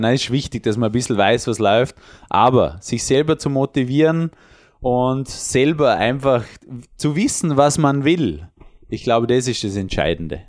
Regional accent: Vorarlberg, Austria; Bei uns in Vorarlberg

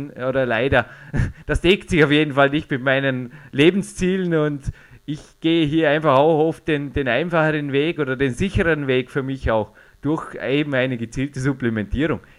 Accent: Austria; Also bei uns in Österreich gibt es einfach auch äh, sehr, sehr gute Milchprodukte

